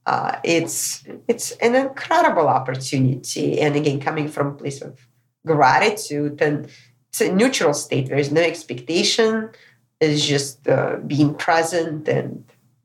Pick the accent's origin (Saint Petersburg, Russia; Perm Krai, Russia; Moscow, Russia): Moscow, Russia; moved away; also born or lived in California; back to my hometown, Moscow, Russia.